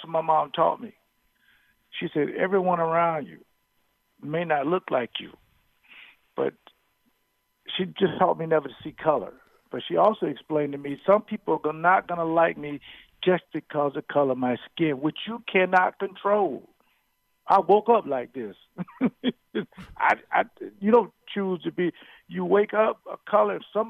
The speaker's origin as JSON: {"language": "English", "region": "Florida", "country": "United States", "tie": "born or raised there", "moved": "yes", "lives_now": "Wisconsin, United States", "said": "I moved to Wisconsin from Florida"}